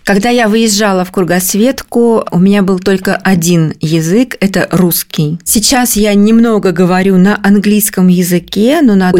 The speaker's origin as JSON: {"language": "Russian", "region": "Kemerovo Oblast", "country": "Russia", "tie": "born or raised there", "moved": "as an adult", "lives_now": "Moscow, Russia", "said": "я родом из Кемеровской области. Мы переехали в Москву в 2006 году"}